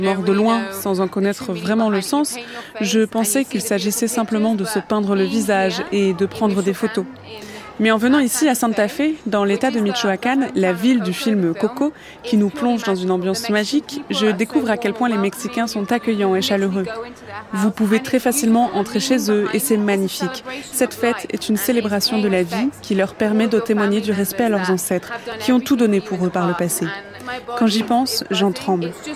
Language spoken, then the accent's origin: French; England, United Kingdom; je viens d'Angleterre